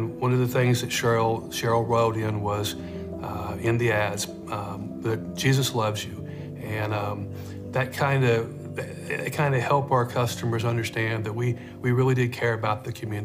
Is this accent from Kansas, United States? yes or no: yes; Independence, Kansas, United States; now in Wichita, United States; I grew up in Independence, Southeast Kansas